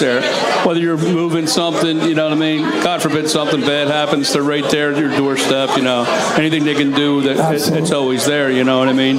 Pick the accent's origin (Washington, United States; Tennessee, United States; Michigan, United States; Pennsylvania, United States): Pennsylvania, United States; Philadelphia; we're all from the Northeast